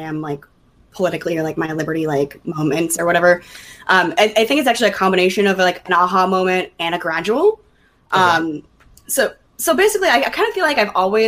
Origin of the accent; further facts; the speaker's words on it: Minnesota, United States; moved away as an adult; now in Virginia, United States; I'm from Minnesota. You'll notice that when I say the word bag.